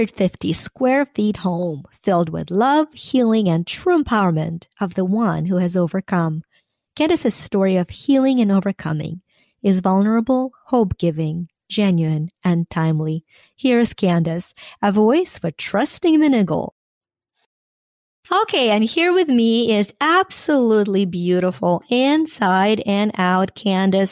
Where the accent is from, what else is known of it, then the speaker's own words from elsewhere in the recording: Ukraine; now in United States; I am Ukrainian-American. I was born and raised in Ukraine.